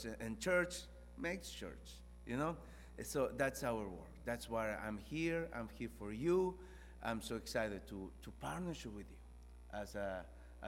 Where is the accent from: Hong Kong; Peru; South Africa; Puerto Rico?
Peru; moved away as an adult; now in Tullahoma, United States; I'm from Peru. I've been in the States about 9 years now.